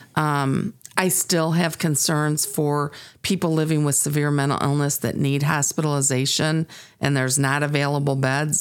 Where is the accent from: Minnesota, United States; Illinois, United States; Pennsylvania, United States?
Illinois, United States; Sterling; I grew up here in Sterling, Illinois